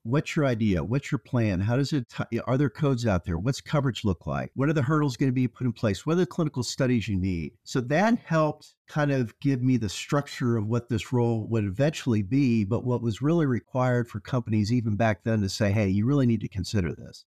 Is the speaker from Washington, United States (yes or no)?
no; outside of Peoria, central Illinois, United States; I grew up in, uh, central Illinois, or as they say in Illinois, downstate. Outside of Peoria, Illinois, in a city that was about ten thousand people.